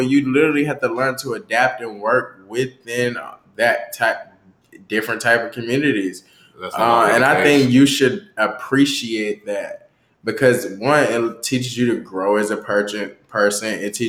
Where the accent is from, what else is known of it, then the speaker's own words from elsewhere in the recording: the South, United States; now in Washington, United States; DC was a culture shock to me because I'm from the South.